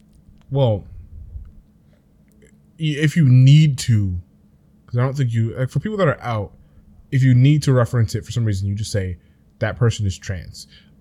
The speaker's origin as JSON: {"language": "English", "country": "United States", "said": "But I'm an American, unfortunately, so I've been taught the binary"}